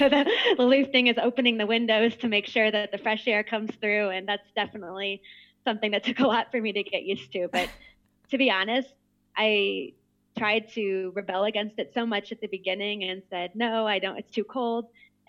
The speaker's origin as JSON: {"language": "English", "region": "Midwest", "country": "United States", "said": "I'm from the Midwest, and you know, we're very known for being very friendly and nice and kind"}